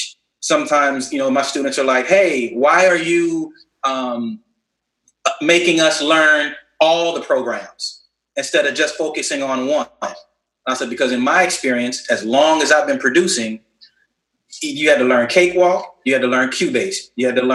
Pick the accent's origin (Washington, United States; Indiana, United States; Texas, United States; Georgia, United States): Texas, United States; Houston; now in Miami, United States; I'm originally from Houston, and I worked at this place called Astroworld